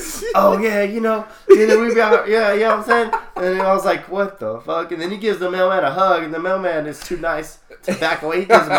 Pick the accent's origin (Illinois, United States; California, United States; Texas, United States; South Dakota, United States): California, United States; Sacramento; born or raised there